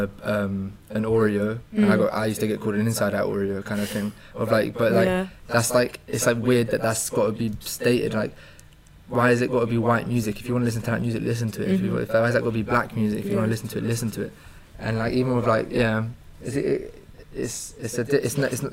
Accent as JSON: {"language": "English", "region": "London", "country": "United Kingdom", "said": "I'm from London"}